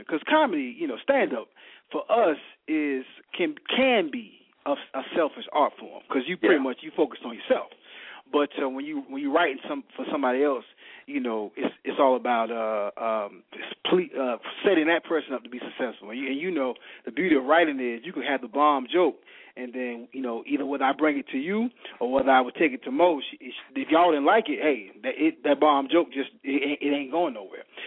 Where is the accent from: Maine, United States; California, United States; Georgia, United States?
Georgia, United States; Savannah; moved away as an adult; now in Columbia, United States; I'm from Savannah, Georgia.